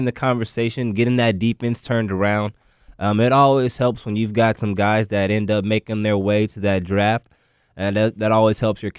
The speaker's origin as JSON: {"language": "English", "town": "Waco", "region": "Texas", "country": "United States", "tie": "born or raised there", "said": "I'm also a Waco native myself. I was born in Waco"}